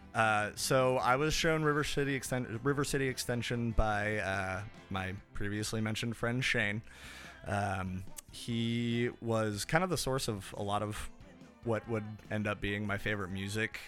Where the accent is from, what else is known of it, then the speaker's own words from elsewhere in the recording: Kansas City, Missouri, United States; I am from the United States. Specifically, I am from Kansas City, Missouri